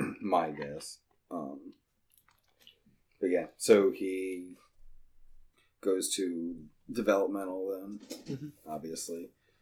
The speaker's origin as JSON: {"language": "English", "region": "Ohio", "country": "United States", "said": "I'm from Ohio and it's Dalton."}